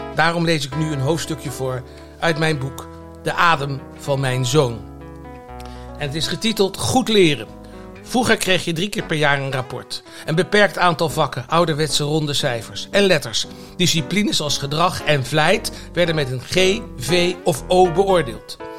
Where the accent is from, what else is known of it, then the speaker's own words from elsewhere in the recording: The Hague, South Holland, Netherlands; voor een jongetje van het Zandse